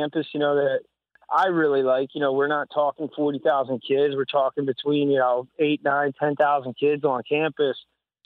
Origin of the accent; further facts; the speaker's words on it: New Jersey, United States; moved away as an adult; also born or lived in Nebraska; now in St. Charles, Missouri, United States; going to college in Nebraska and growing up in Jersey